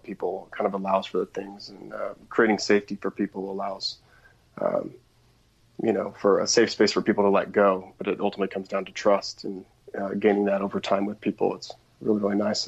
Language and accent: English; outside of Portland, Oregon, United States; I grew up outside of Portland, Oregon